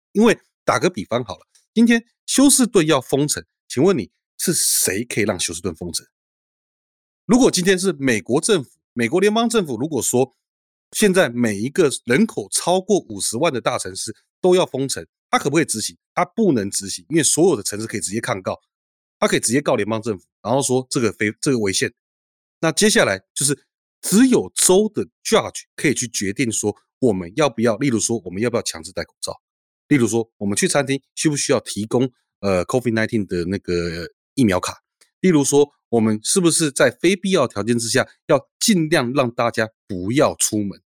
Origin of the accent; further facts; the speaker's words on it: Taiwan; now in United States; 我在台湾成长的时候，我国小大概每三个月要演习一次躲防空洞